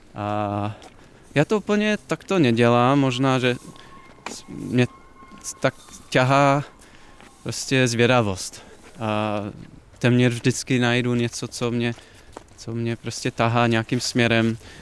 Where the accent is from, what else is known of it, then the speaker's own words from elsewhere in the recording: a small town in Ohio, United States; Czech is a second language; moved away as an adult; also born or lived in Iowa, United States / Chicago, United States; now in Prague, Czech Republic; Já jsem vyrostl v malém městě v Ohio